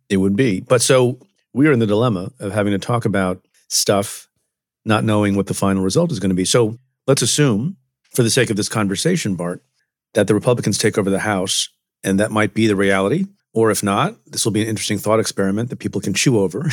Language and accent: English; Buffalo, New York, United States; also born or lived in Ferozepur, Punjab, India / United Kingdom; I was born in India, came to the United States very young, uh, when my father brought my mom and me to Buffalo, New York, via the U K